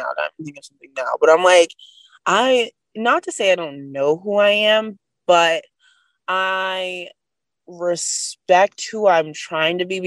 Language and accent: English; United States; being an American